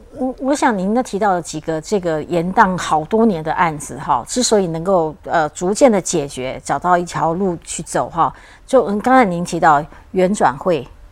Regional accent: Taiwan; 我们台湾也也会很有兴趣哦

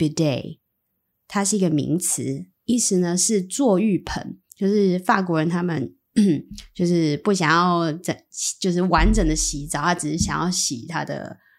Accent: Taiwan; 最至少对我们台湾人而言，我可以学一下，遇到这个状况，我们应该要怎么反应，用什么字，用什么句型，这个还蛮实用。

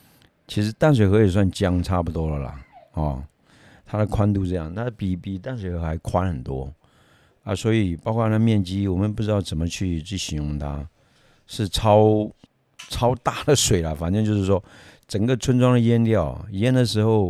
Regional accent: Myanmar; 因为我前面有讲过，我以前从缅甸来的，那你说在缅甸好了，每年啊，就是缅甸是三个季节而已

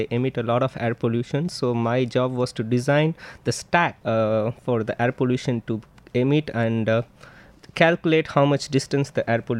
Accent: Chennai, Tamil Nadu, India; moved away as an adult; now in Taiwan; I come from Chennai

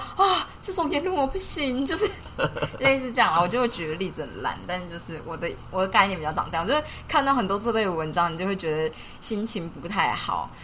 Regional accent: Taiwan; 我们就是身为台湾人

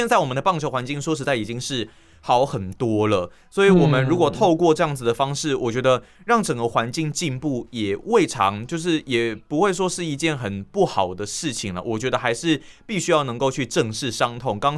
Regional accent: Tainan, Taiwan; 可是我觉得，身为台南人喜欢失眠，我觉得也是很自然的一件事情。

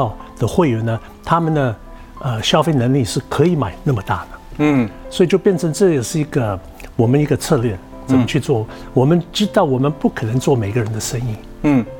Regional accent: Taiwan; 现在呢，我们一些品相也许会调整，为了我们台湾人的口感各方面的。

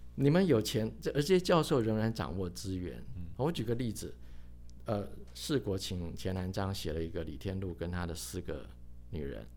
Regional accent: Taiwan; 甚至于他把这个我们台湾人

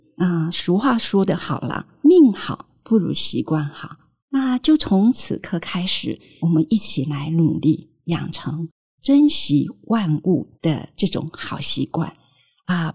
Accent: Taiwan; 我们生在台湾还算是比较幸福

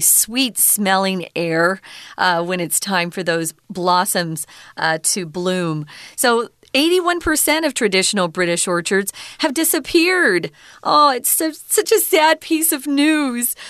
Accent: Mesa, Arizona, United States; all of East Mesa, where I grew up, was just orange orchard after orange orchard

